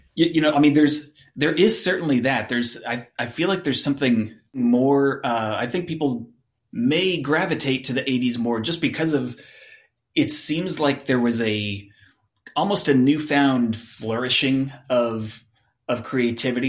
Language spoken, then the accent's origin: English; Phoenix, Arizona, United States; I grew up in Phoenix, Arizona